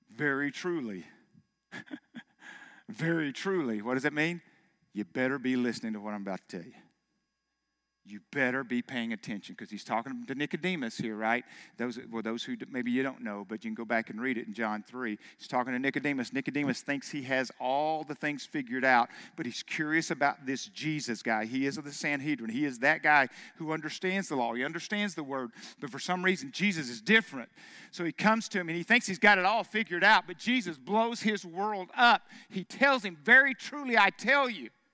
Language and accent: English; Arkansas, United States; I'm from Arkansas. Of course, I, everybody believes in God there